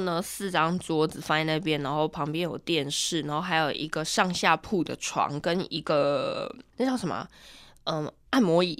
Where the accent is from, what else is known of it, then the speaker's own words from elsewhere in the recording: central Taiwan, Taiwan; 我自己是在中部地区长大的人，我都没有去过雾峰林家花园